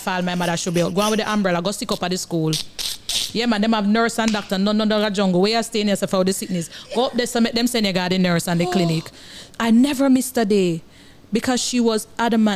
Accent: Kingston, Kingston Parish, Jamaica; I grew up in Arnett Gardens

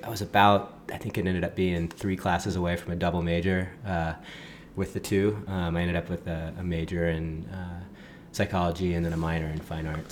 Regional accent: Laguna Beach, California, United States; also born or lived in Los Angeles, California; grew up uh, just kind of off Skyline here in Laguna

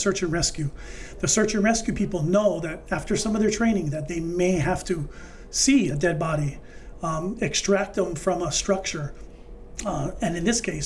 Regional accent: Maui, Hawaii, United States; I grew up on Maui

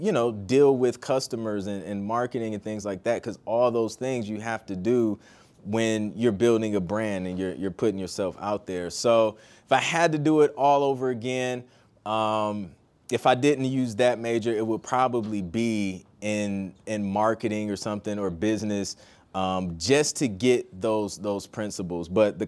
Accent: Toledo, Ohio, United States; also born or lived in Columbus; I'm originally from Toledo, Ohio. And then I went to school at The Ohio State University, so I lived in Columbus for about 6 years.

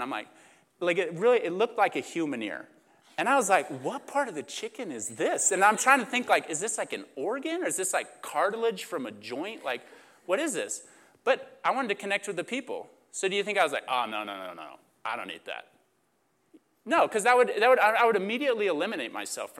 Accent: Oklahoma, United States; moved away as an adult; also born or lived in Huntington Beach, California; I come from, I grew up in Oklahoma. That's where I went to school.

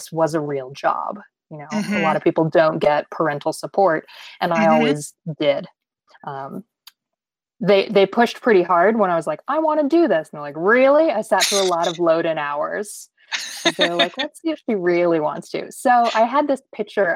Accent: San Diego, California, United States; I'm from San Diego.

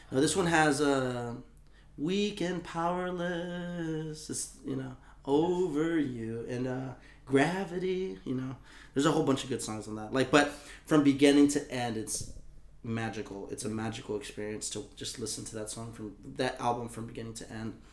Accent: Texas, United States; also born or lived in Colorado; people from my hometown are into the Cowboys, right? Because I'm from Texas.

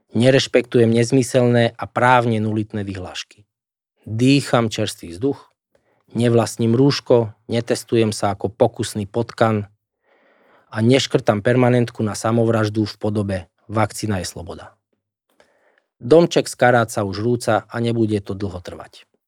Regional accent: Slovakia; Moja rodná zem, ktorá mi je nadovšetko blízka, ktorú som roky reprezentoval

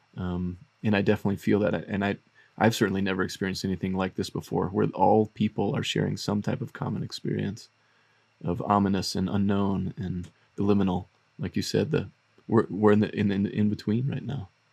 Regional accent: the South, United States; moved away; in my culture where I grew up in the South

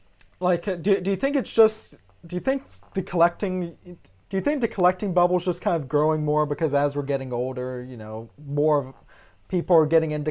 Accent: Gulf Coast, United States; now in near Seattle, United States; growing up on the Gulf Coast and living on the West Coast now

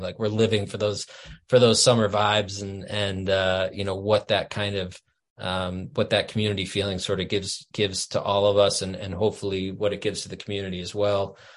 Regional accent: Boston, Massachusetts, United States; moved away as an adult; now in Vermont, United States; I grew up in Boston

